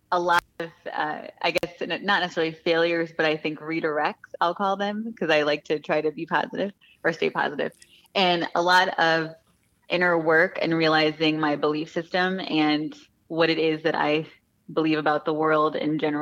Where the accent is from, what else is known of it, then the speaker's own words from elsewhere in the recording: just outside of Detroit, Michigan, United States; moved away as an adult; also born or lived in Los Angeles, California; I actually am from Michigan. I grew up just outside of Detroit